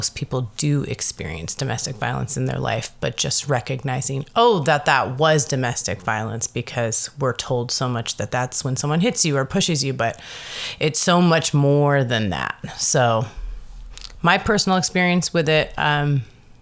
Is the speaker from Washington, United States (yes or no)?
yes; Seattle, Washington, United States; also born or lived in Madison, Wisconsin; I was pretty much raised in Seattle since I was 6 years old. I was born in Madison, Wisconsin, but spent most of my time in Seattle